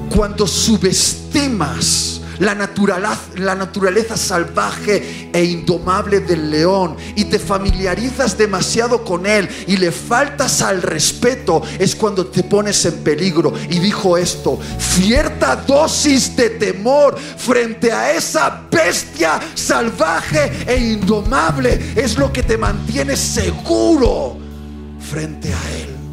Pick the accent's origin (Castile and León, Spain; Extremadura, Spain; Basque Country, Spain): Basque Country, Spain; Bilbao; Yo iba desde mi ciudad natal, Bilbao